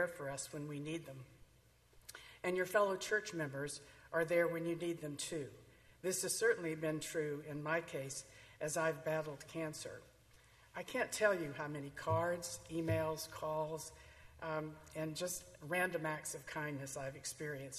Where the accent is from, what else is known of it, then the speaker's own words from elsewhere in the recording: Tyler, Texas, United States; I grew up in Tyler, Texas, and was raised in the Southern Baptist Church.